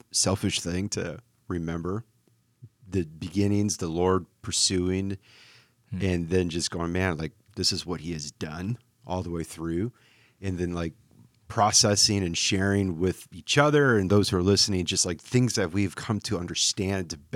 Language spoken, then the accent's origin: English; Beaver Dam, Wisconsin, United States; also born or lived in Minnesota; now in Austin, United States